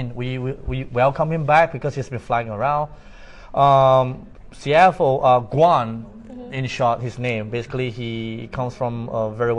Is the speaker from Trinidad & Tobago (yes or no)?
no; Singapore; accent: Singaporean; Okay, so I'm a Chinese. My grandfather's from China.